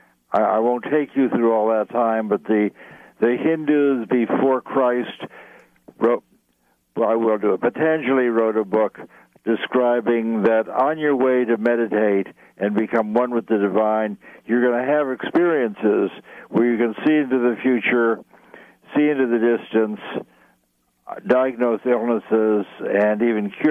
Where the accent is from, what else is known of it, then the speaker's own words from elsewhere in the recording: New York City, New York, United States; I grew up in New York City